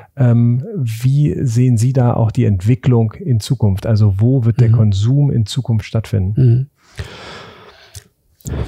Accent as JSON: {"language": "German", "town": "Hanover", "region": "Lower Saxony", "country": "Germany", "said": "Ich als Hannoveraner"}